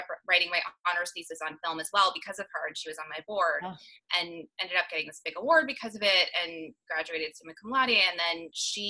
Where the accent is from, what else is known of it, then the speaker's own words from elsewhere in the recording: Denver, Colorado, United States; moved away as an adult; now in California, United States; growing up in Denver, I'm a huge urbanite